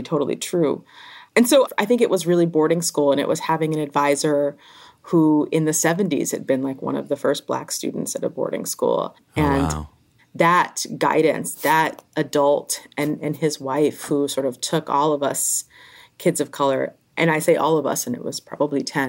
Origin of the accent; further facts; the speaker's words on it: Newark, New Jersey, United States; I grew up in Newark, New Jersey, in a housing project.